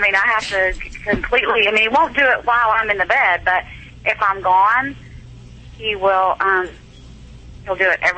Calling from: Fort Worth, Texas, United States; I'm calling from Fort Worth, Texas.

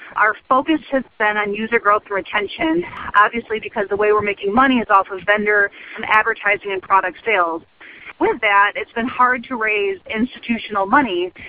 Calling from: Ann Arbor, Michigan, United States; I'm calling from Very Cold, um, Ann Arbor, Michigan.

